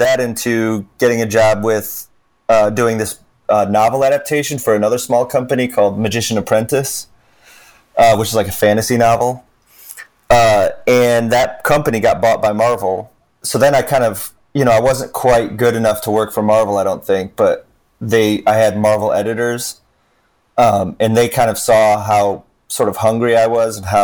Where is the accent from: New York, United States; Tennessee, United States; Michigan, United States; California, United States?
Michigan, United States; Troy; I grew up in Troy, Michigan